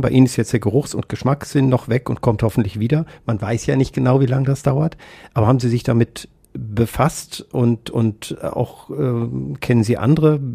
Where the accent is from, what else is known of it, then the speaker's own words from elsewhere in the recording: Kassel, Hesse, Germany; moved away; in Kassel, auch noch meine Heimatstadt